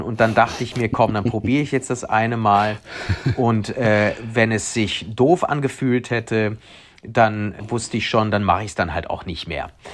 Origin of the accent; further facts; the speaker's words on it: Cologne, North Rhine-Westphalia, Germany; also born or lived in Spain / Prenzlauer Berg, Berlin; now in Berlin, Germany; als Kölner und äh, Spanier